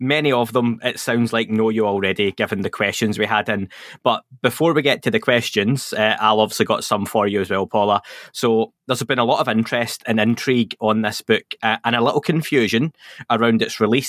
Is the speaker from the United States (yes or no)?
no; Scotland, United Kingdom; accent: Scottish